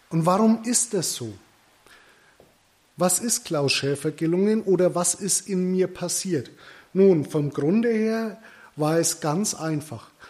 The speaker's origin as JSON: {"language": "German", "region": "Bavaria", "country": "Germany", "tie": "born or raised there", "accent": "Middle Franconian", "said": "Geboren und aufgewachsen im wunderschönen Mittelfranken. Das hört ihr auch an meinem Dialekt."}